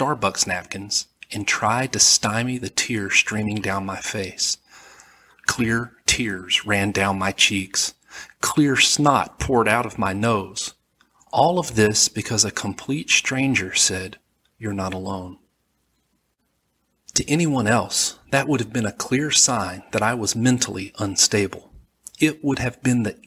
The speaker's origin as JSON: {"language": "English", "region": "Alabama", "country": "United States", "accent": "southern", "said": "I'm from Alabama, and I have a southern accent"}